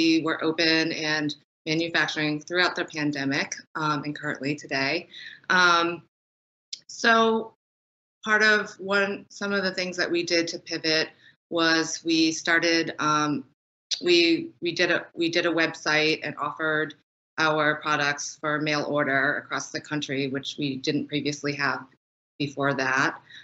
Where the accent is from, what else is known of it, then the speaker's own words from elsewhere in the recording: New England, United States; also born or lived in Los Angeles; growing up in New England